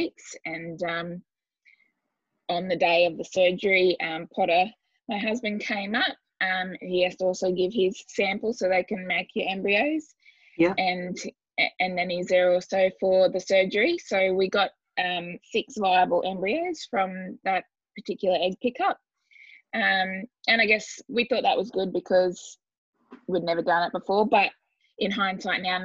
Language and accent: English; Katherine, Northern Territory, Australia; I was actually born in Catherine and yeah, I've lived up here